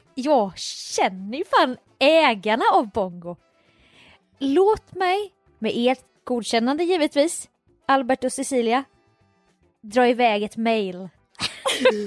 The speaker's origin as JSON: {"language": "Swedish", "town": "Jönköping", "region": "Jönköping County", "country": "Sweden", "tie": "born or raised there"}